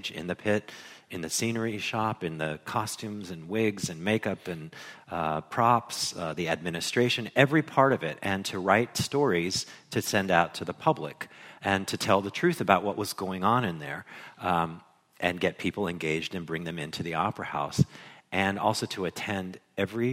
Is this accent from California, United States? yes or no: no; Ohio, United States; I grew up in Ohio